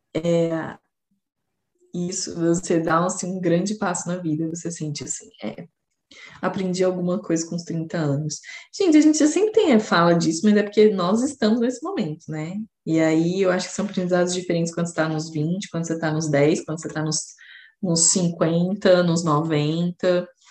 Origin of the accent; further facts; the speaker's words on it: Brazil; Nós somos brasileiros